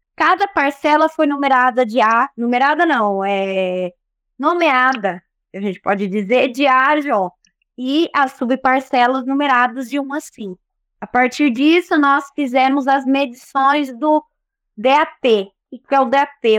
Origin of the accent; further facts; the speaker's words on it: Brotas, São Paulo, Brazil; sou natural de Brotas